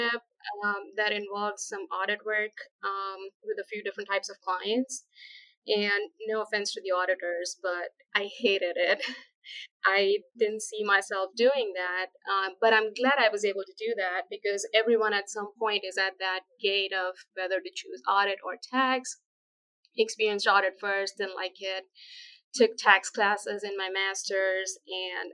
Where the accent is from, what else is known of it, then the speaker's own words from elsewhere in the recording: India; moved away as an adult; also born or lived in New York, United States; now in United States; I'm originally from India. I finished my undergrad, master's, and chartered accountancy, which is the CPA equivalent over there